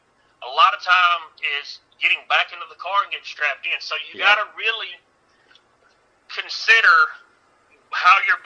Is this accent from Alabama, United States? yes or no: yes; Alabama, United States; I'm just a boy from Alabama